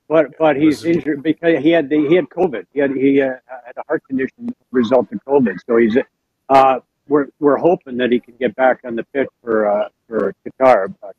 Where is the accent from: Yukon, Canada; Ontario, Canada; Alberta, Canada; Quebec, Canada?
Alberta, Canada; Edmonton; Born and raised in Edmonton.